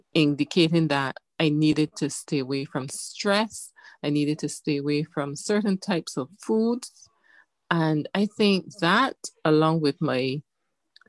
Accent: Barbados; I was born in Barbados to parents who were visionary

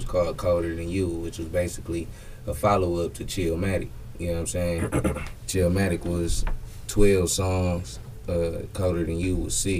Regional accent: Detroit, Michigan, United States; moved away as an adult; also born or lived in Memphis, Tennessee; I'm from Detroit, born and raised

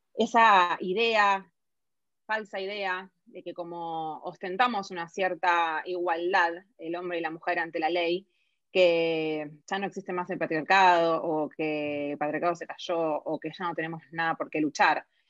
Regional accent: Argentina

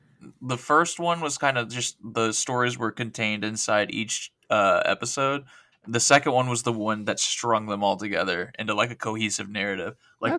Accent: Oklahoma, United States; accent: southern; My accent was a lot more southern, because I'm like from Oklahoma.

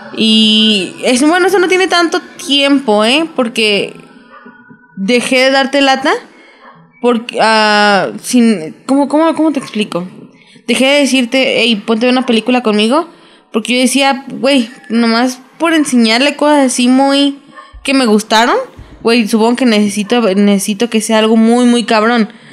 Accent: Mexico; como mexicanos

